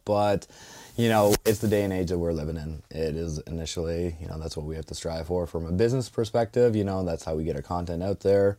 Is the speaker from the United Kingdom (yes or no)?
no; Ontario, Canada; moved away as an adult; now in Dartmouth, Canada; I'm originally from Ontario, so, yeah, ex-wife brought me out here